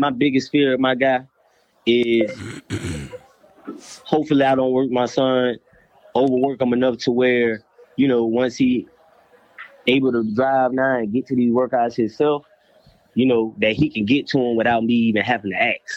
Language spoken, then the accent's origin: English; Jacksonville, Florida, United States; Right now, I'm in Jacksonville. This is where I stay. It's my hometown. I love my city.